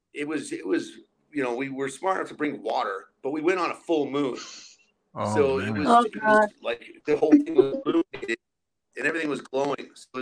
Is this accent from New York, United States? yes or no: no; Albuquerque, New Mexico, United States; me and some of my main friends growing up in Albuquerque, we were all in jail peeking on LSD one night